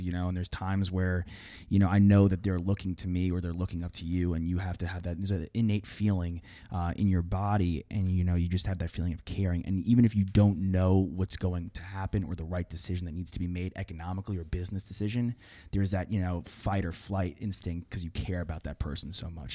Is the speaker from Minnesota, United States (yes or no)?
no; Long Island, New York, United States; I'm from Long Island